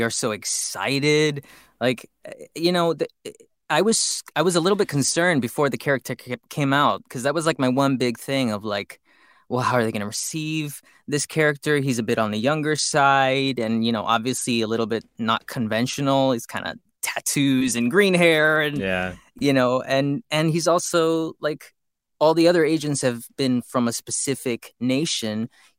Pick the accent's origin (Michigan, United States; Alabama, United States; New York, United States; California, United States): California, United States; Los Angeles; I grew up in East LA, and that's where Gekko's growing up too.